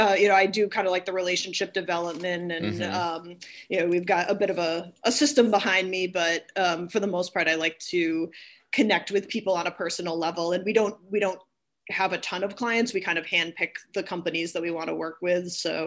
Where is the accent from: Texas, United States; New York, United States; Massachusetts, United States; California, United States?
Massachusetts, United States; East Longmeadow; Yes, indeed. Yep, lived most of my life there, yep.